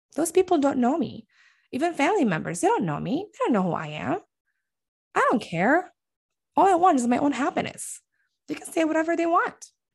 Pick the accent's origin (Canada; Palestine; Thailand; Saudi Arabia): Palestine; Bethlehem, West Bank; now in Michigan, United States; we got married in Palestine, specifically in Bethlehem, the city where I was born and raised